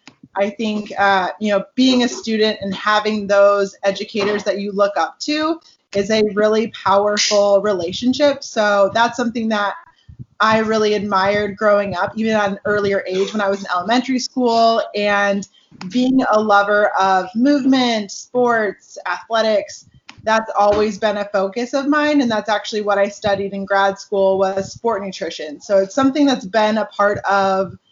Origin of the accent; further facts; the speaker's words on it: Seattle, Washington, United States; moved away as an adult; also born or lived in Tucson, Arizona; now in California, United States; I was born and raised in Seattle, Washington, or just north of Seattle